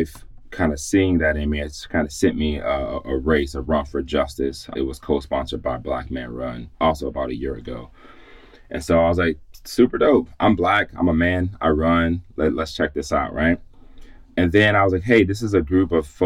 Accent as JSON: {"language": "English", "town": "Chicago", "region": "Illinois", "country": "United States", "moved": "as an adult", "lives_now": "Boston, United States", "said": "I'm a Midwestern boy. If you call my phone number, you'll see that it's from Chicago."}